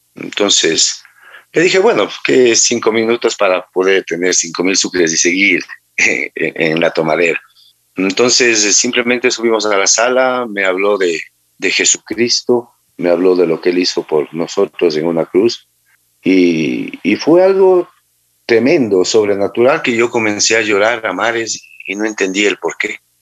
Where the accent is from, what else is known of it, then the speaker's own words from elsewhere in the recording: Manta, Manabí, Ecuador; yo soy de nacido en Manta, eh, la mayor parte de mi vida la viví aquí.